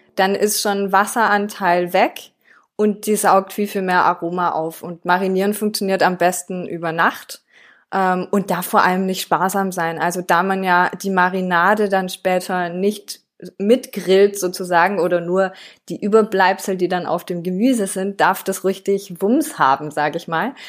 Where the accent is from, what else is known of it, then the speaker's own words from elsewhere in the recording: France; moved away; ich bin in Frankreich aufgewachsen.